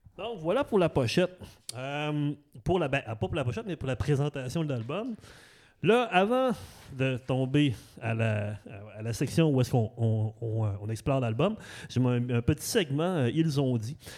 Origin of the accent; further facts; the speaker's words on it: Saguenay, Quebec, Canada; also born or lived in Saint-Hubert; now in Repentigny, Canada; j'ai grandi en banlieue aussi, j'ai grandi à Arvida, au Saguenay